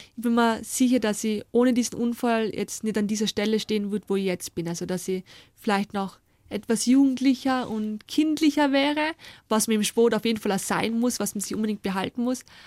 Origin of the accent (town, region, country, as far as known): Austria